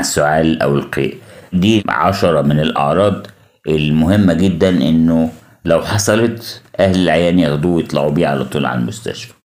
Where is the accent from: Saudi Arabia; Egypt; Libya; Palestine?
Egypt; عندنا في مصر